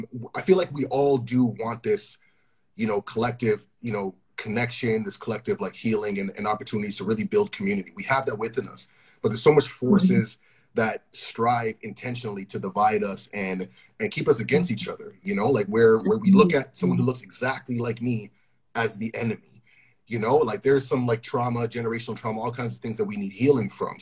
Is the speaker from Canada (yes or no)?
yes; Toronto, Ontario, Canada; growing up in Toronto